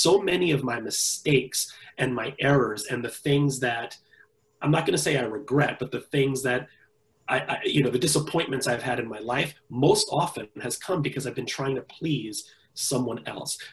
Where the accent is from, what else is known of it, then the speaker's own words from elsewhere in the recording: New York City, New York, United States; I was born and raised in the Bronx, New York